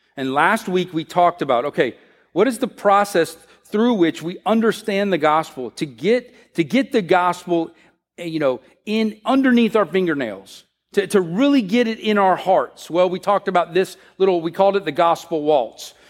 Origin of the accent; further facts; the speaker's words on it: United States; the way we work here in America